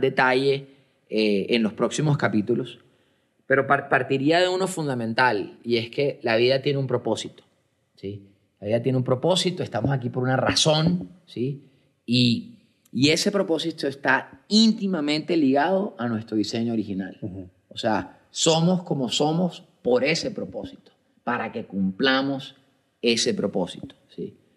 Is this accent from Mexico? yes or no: no; Colombia; soy un hombre colombiano, tengo 49 años